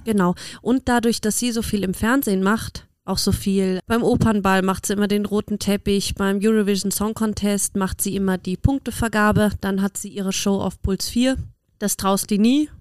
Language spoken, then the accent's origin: German; Germany; now in Austria; ich komme aus Deutschland